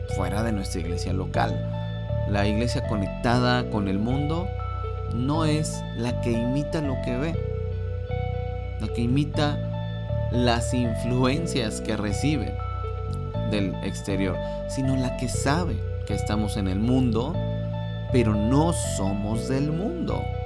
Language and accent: Spanish; Mexico; mi país